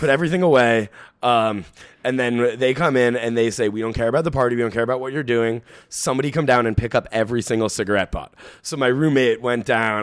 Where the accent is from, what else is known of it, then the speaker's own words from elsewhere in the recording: New York City, New York, United States; I'm, I'm a Bronx, um, native myself.